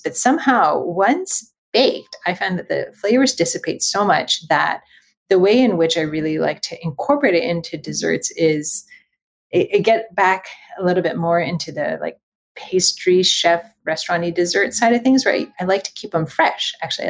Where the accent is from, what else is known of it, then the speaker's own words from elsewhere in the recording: Los Angeles, California, United States; I was born and raised in Los Angeles in Southern California, and my family is Chinese